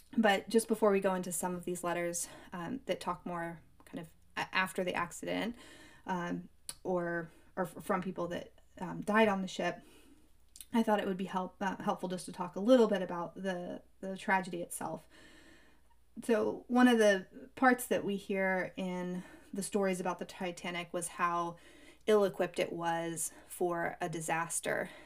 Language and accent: English; United States; I come from Lake Tahoe, which has really deep cold water as well